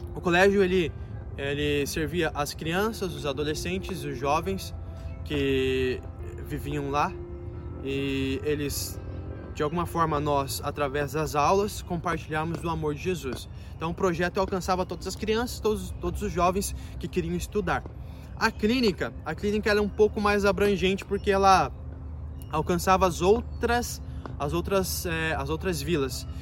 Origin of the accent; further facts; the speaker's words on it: Foz do Iguaçu, Paraná, Brazil; eu sou de Foz do Iguaçu